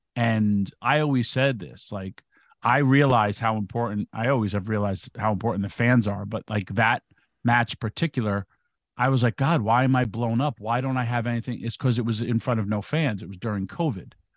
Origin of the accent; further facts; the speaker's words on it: New York, United States; I'm from New York